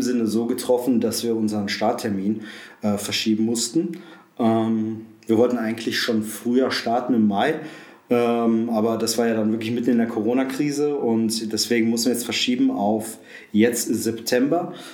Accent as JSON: {"language": "German", "town": "Essen", "region": "North Rhine-Westphalia", "country": "Germany", "tie": "born or raised there", "moved": "as an adult", "lives_now": "Aschersleben, Germany", "said": "komme gebürtig aus dem Ruhrpott, aus Essen"}